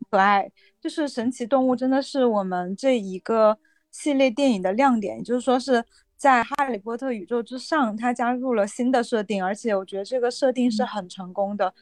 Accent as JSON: {"language": "Chinese", "country": "China", "tie": "born or raised there", "also_born_or_lived": "United States", "moved": "as an adult", "said": "我是在中国的这个环境中成长的"}